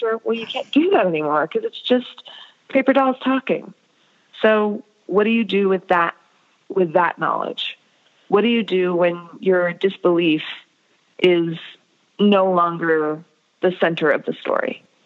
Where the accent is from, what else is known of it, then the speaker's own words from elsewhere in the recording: United States; growing up in America as an Indian American